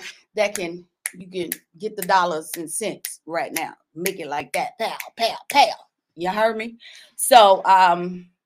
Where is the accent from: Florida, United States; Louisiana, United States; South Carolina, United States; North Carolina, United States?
South Carolina, United States; I'm from South Carolina.